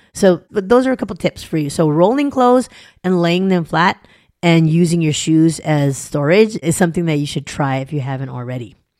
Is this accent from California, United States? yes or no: yes; Southern California, United States; also born or lived in an island (birthplace); I grew up in Southern California. I'm an island girl. I was born on an island